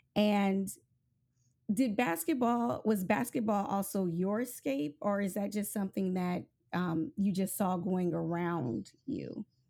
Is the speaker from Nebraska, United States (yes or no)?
yes; Nebraska, United States; moved away; I'm originally from Nebraska